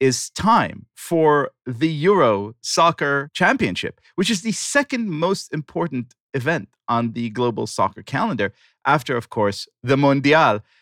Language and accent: English; Israel; growing up in Israel